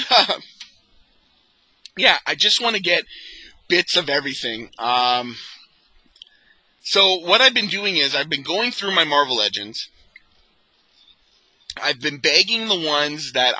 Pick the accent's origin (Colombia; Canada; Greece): Canada; being a Canadian collector